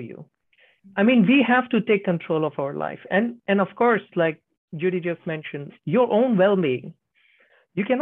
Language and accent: English; India; now in Finland; Right now I'm in Finland. I'm from India